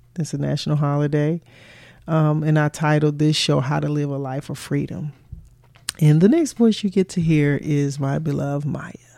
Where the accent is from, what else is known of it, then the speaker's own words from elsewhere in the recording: Chicago, Illinois, United States; moved away; also born or lived in the South (US); I was born and raised in Chicago.